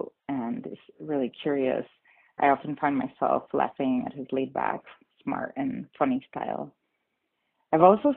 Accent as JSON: {"language": "English", "town": "Guayama", "country": "Puerto Rico", "tie": "born or raised there", "also_born_or_lived": "Northern Arizona", "moved": "yes", "lives_now": "Flagstaff, United States", "said": "My hometown is Guayama, Puerto Rico"}